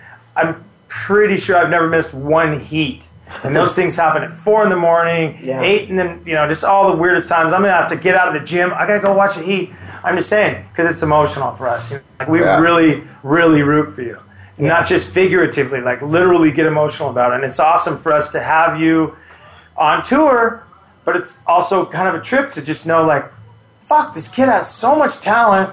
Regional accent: San Clemente, California, United States; We're from San Clemente.

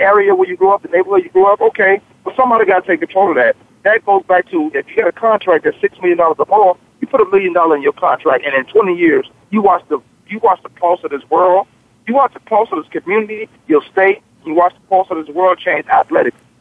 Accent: Newport News, Virginia, United States; I come from Newport News, Virginia. They call my place Bad News, Virginia

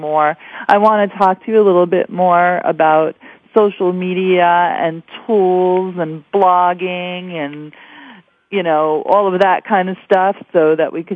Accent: New York City, New York, United States; I grew up in New York City in the advertising and entertainment business

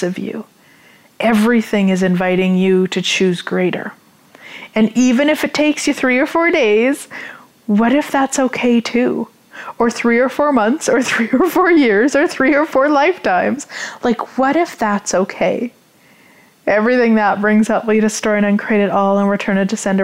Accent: Canada; being a Canadian, living in Canada, everything is in both English and French

